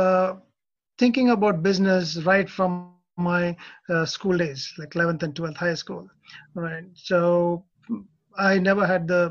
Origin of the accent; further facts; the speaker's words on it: India; moved away as an adult; also born or lived in Australia / Indonesia; now in Japan; I'm from India, did my MS in IT from Australia. And after a short stint in Indonesia, I arrived in Japan in 1998.